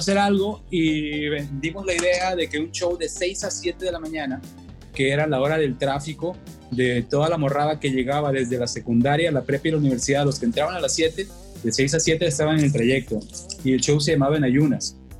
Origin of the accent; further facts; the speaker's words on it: Culiacán, Sinaloa, Mexico; also born or lived in Monterrey; todo el pinche Culiacán, ¿qué es? Pues el rancho chico, güey. Somos pues norteños, provincianos.